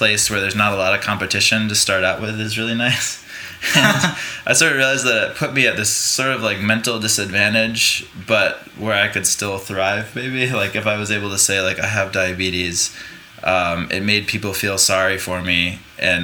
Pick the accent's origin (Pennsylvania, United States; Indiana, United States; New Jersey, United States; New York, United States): New York, United States; Rome; moved away; also born or lived in North Carolina; I was born in upstate New York, in central New York.